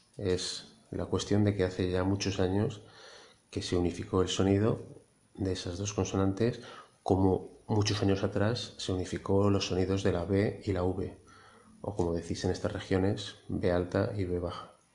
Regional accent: Madrid, Community of Madrid, Spain; also born or lived in Lleida / Barcelona; now in Castellón, Spain; yo soy madrileño, pero he vivido siete años en Cataluña

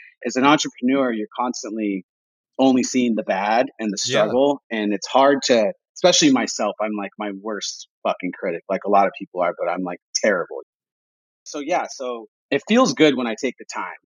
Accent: Imperial Beach, California, United States; my hometown. That's like Imperial Beach is, it's an old school surf town

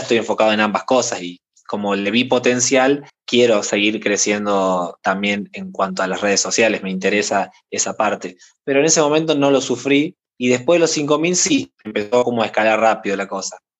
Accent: Córdoba, Argentina; soy de Argentina, de la provincia de Córdoba

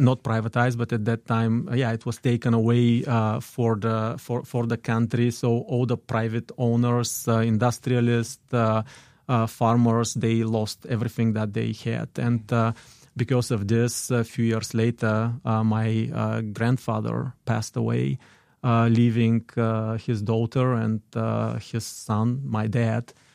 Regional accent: Dobrich, Dobrich Province, Bulgaria; English is a second language; moved away as an adult; now in United States; I was born in Dobrich. That is, uh, northeastern part of Bulgaria

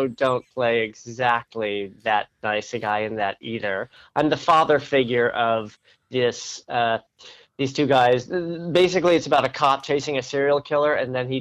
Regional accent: Downey, California, United States; also born or lived in San Fernando Valley, California / Westwood, Los Angeles / Hollywood, Los Angeles; Southern California, born and bred

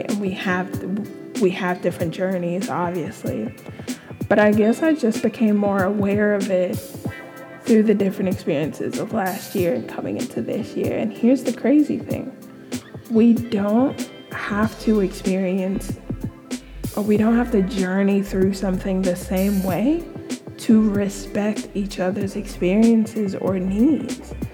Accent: California, United States; being in this country, being back here, like I grew up in California and then moving back

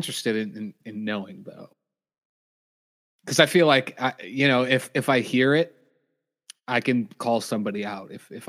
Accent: United States; because we're American

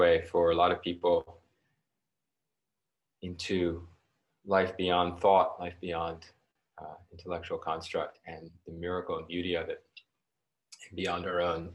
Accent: New York City, New York, United States; I grew up in New York City, so very urban

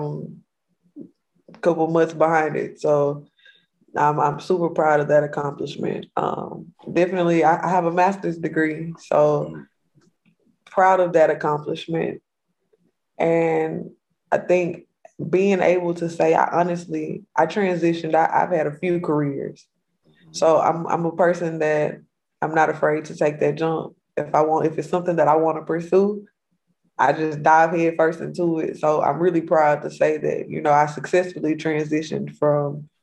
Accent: Missouri City, Texas, United States; I'm native Mo City from Houston area, born and raised

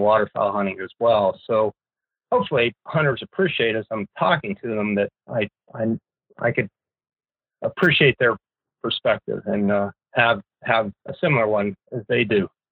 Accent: Pennsylvania, United States; now in Fairbanks, United States; I grew up in Pennsylvania

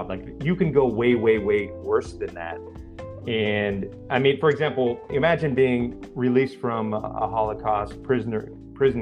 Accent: Pennsylvania, United States; where I grew up in Pennsylvania

